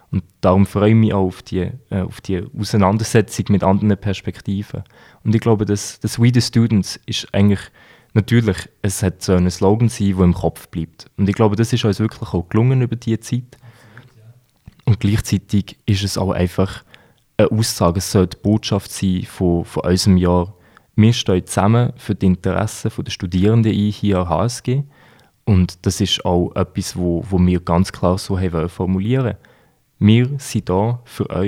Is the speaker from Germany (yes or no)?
no; Switzerland; Natürlich, wir sind beide Schweizer, die, äh, die Rina ist Schweizerin, ich bin Schweizer.